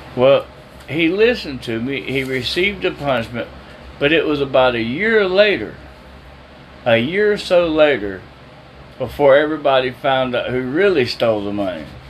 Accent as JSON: {"language": "English", "town": "Jacksonville", "country": "United States", "tie": "born or raised there", "said": "I went home to Jacksonville after 20 years"}